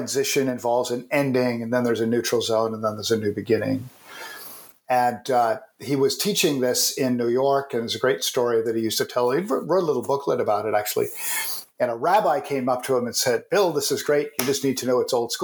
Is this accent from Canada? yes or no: yes; Canada; I'm a Canadian